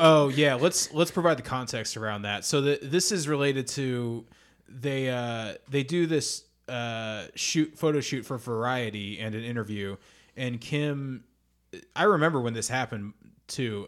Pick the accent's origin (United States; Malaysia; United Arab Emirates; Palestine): United States; Indianapolis, Indiana; we're from Indianapolis